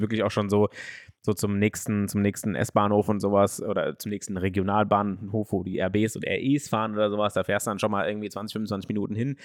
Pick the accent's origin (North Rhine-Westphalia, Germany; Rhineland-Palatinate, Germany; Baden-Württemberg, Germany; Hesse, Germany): Hesse, Germany; Frankfurt; in Schwanheim, da wo ich aufgewachsen bin